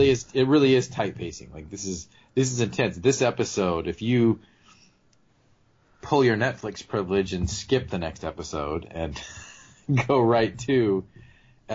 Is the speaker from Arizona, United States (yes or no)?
yes; southern Arizona, United States; I grew up like in a little town, like just north of the border in southern Arizona